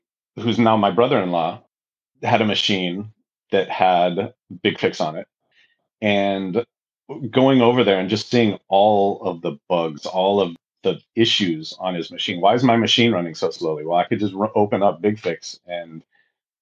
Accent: Bay Area, California, United States; also born or lived in San Diego; I came back up to the Bay Area. I'm from the Bay Area

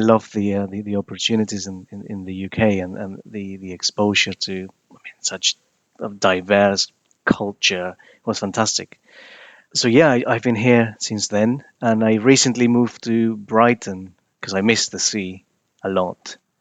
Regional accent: Peru; moved away as an adult; now in United Kingdom; I was born in Peru. I moved to the U K in two thousand and nine.

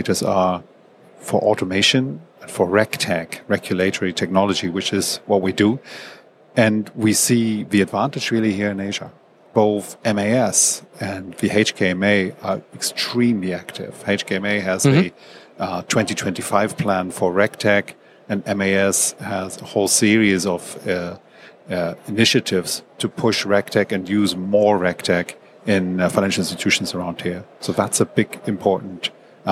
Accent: Germany; moved away as an adult; also born or lived in Hong Kong; now in Singapore; I'm originally from Germany

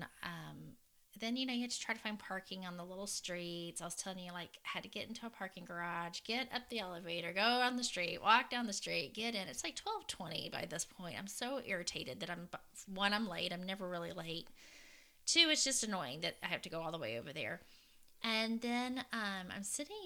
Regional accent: Fort Worth, Texas, United States; I'm from Fort Worth

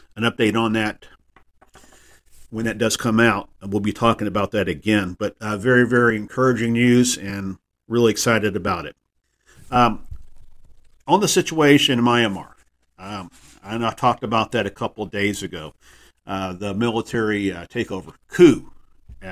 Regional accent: Texas, United States; my home state of Texas

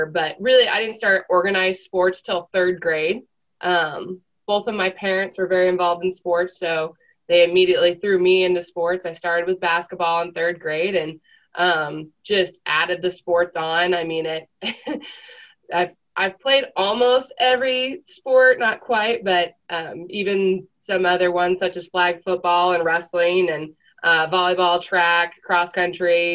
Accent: Alaska, United States; moved away as an adult; now in Moscow, Idaho, United States; I grew up in Alaska from, like say, before one all the way to 18

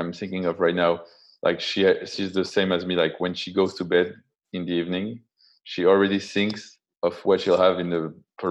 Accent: France; I was raised in France

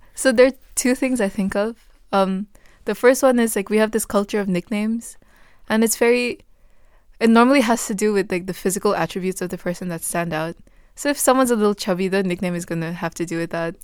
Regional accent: Bhutan; moved away; I said I was from Bhutan

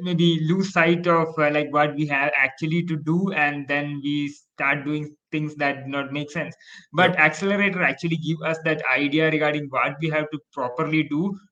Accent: India; I'm from India

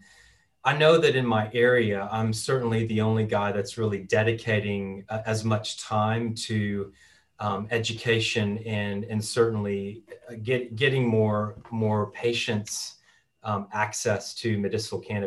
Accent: Austin, Texas, United States; now in Australia; born and raised in Austin, Texas, which is a great city

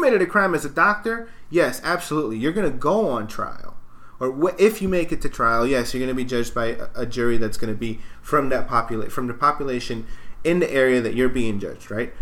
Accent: New York City, New York, United States; moved away; I came from New York City

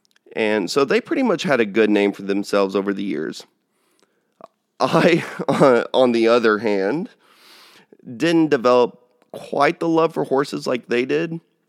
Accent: São Paulo, Brazil; born there; I'm actually their only child and I was born there in Sao Paulo.

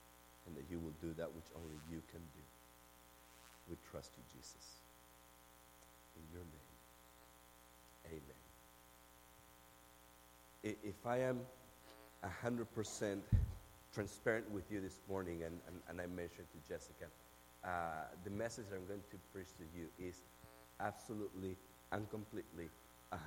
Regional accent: Argentina; English is a second language; now in Memphis, United States; I'm from Argentina

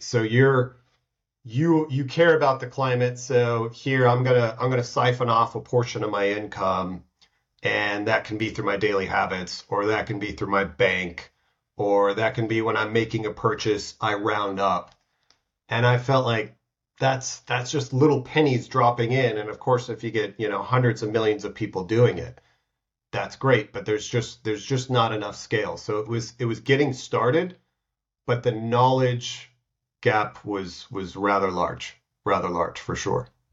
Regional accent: United States; now in Switzerland; I'm from the States

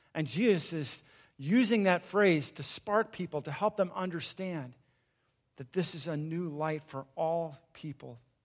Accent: Southern California, United States; I grew up in a small town in Southern California

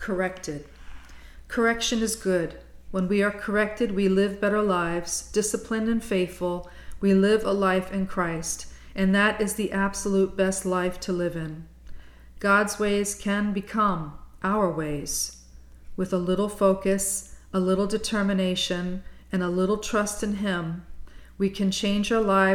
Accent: Bayonne, New Jersey, United States; kneeling at St. Andrew's Church in my hometown of Bayonne

